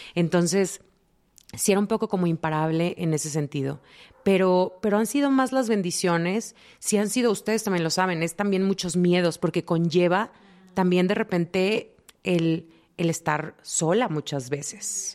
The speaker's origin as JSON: {"language": "Spanish", "country": "Mexico", "said": "siendo latinas, siendo mexicanas, la mayoría venimos como de familias donde se espera algo de ti"}